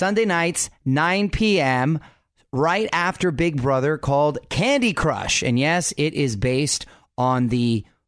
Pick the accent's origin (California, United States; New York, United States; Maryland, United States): California, United States; San Diego; My hometown of San Diego